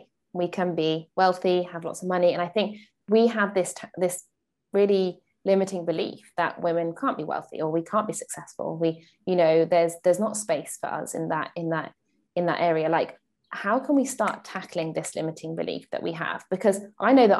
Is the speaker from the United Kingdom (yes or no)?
yes; United Kingdom; in the UK, we use feet.